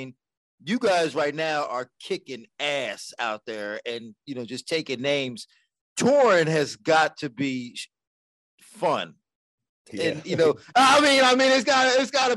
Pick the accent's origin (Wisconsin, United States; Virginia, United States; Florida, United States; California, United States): Florida, United States; Port St. Lucie; also born or lived in Orlando, Florida; now in West Palm Beach, United States; I'm from Port St. Lucie, but I used to live in Orlando. Now I live in West Palm